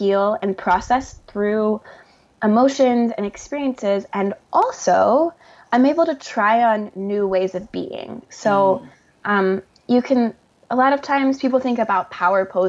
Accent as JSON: {"language": "English", "region": "the South", "country": "United States", "said": "a Southerner"}